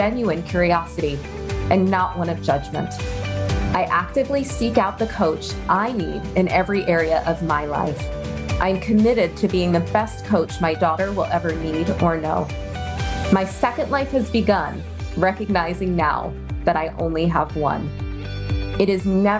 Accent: Baltimore, Maryland, United States; moved away as an adult; also born or lived in Chicago; now in Austin, United States; I'm from Baltimore originally, child of immigrants

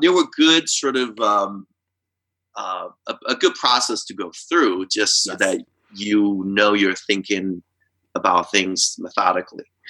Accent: Taiwan; moved away; I grew up in Taiwan

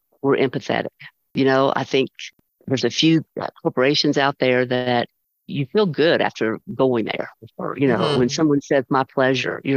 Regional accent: United States; I love being an American

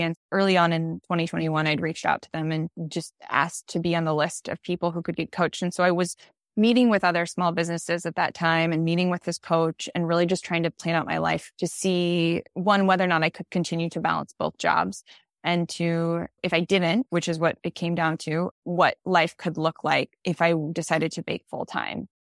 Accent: Boise, Idaho, United States; moved away as an adult; also born or lived in Switzerland; now in Des Moines, United States; Boise, where I grew up

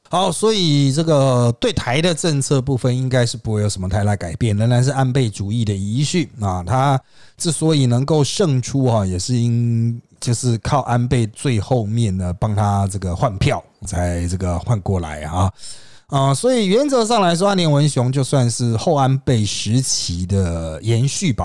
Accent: Taiwan; 国内哦，就台湾啊，不是老公那边哈，我们台湾这边

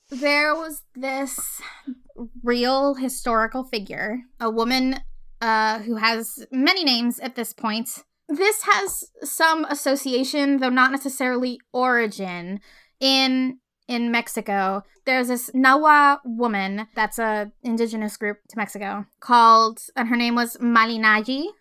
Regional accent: Puerto Rico; moved away as an adult; so I grew up in Puerto Rico. Uh, I was born there. I lived there for eighteen years.

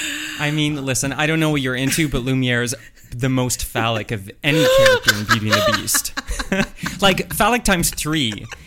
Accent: Oakville, Ontario, Canada; moved away; also born or lived in Japan; growing up in Oakville

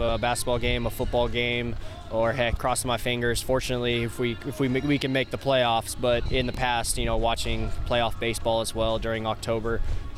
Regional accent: Southern California, United States; also born or lived in Sacramento, California / Elk Grove, California; I actually grew up down in Southern California

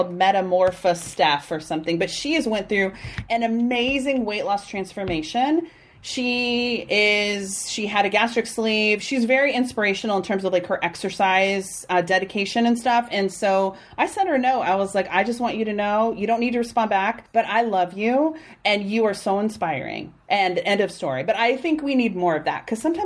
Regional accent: Kansas, United States; now in Austin, United States; I'm from Kansas.

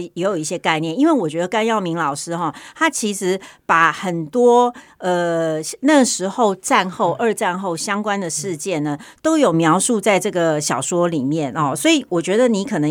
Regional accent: Taiwan; 我们台湾这边

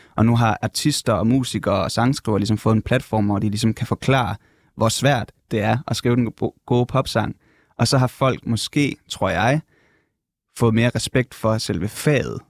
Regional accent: North Jutland, North Denmark Region, Denmark; moved away; jeg kommer op fra Nordjylland egentlig

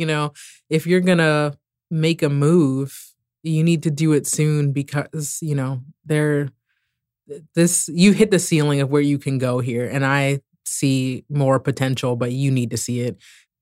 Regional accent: D.C. area, Maryland, United States; moved away as an adult; also born or lived in Morocco / Oregon / Portland; I'm originally from the Maryland, D.C. area.

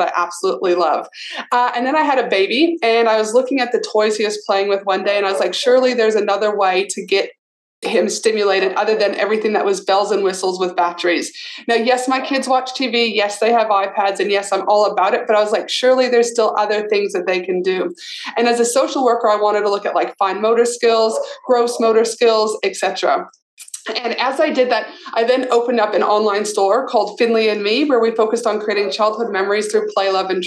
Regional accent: Canada; also born or lived in Albuquerque, New Mexico, United States / North Carolina, United States; now in Australia; I grew up in Canada, so when Christmas would be so cold, we'd always stay at home

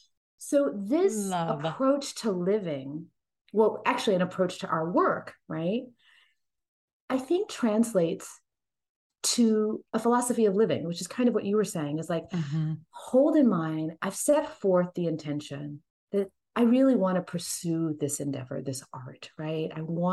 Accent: Texas, United States; I have brown eyes and I'm 5'5" and I was born in Texas.

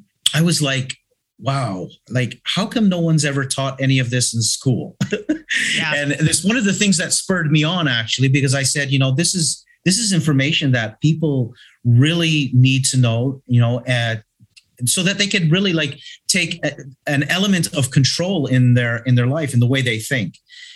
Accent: Toronto, Ontario, Canada; now in Malta; I am originally from Toronto, Canada, but I have been here for 42 years.

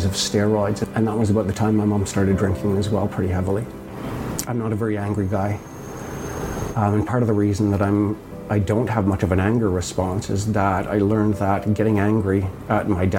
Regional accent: Toronto, Ontario, Canada; also born or lived in Winnipeg; I was in Winnipeg, and I was only there for a year. And then we moved down to the suburbs of Toronto, and that's where I grew up.

